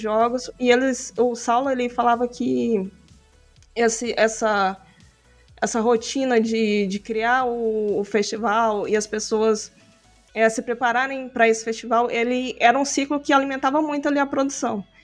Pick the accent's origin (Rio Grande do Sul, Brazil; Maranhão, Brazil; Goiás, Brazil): Goiás, Brazil; Aparecida de Goiânia; now in Goiânia, Brazil; eu sou natural, na verdade, de Aparecida de Goiânia, que é uma cidade meio que na região metropolitana de Goiânia, Goiás.